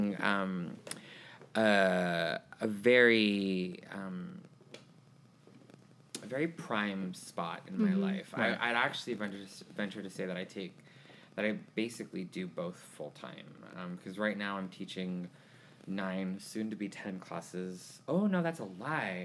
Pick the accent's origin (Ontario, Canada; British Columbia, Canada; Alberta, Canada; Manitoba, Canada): British Columbia, Canada; Vancouver; moved away as an adult; also born or lived in Tulsa, Oklahoma; now in Houston, United States; I am from Vancouver, British Columbia. I was raised there. I was actually born here in Oklahoma, Tulsa, but we don't talk about that. my family moved when I was 6 months old to Vancouver, and so I grew up there mostly. But I moved here to Houston when I was 21 years old